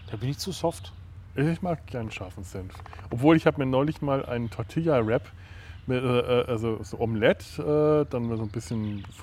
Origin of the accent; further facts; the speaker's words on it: Bavaria, Germany; Das gibt es ja bei uns in Franken, kriegst du überall Bratwurst.